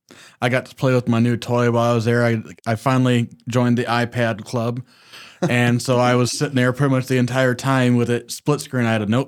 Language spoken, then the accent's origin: English; Southern United States, United States; We're from the South.